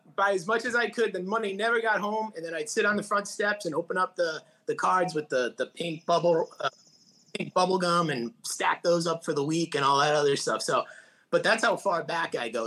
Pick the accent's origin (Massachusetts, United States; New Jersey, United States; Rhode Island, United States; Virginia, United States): Rhode Island, United States; Providence; I grew up in Providence, Rhode Island. I'm still in Rhode Island.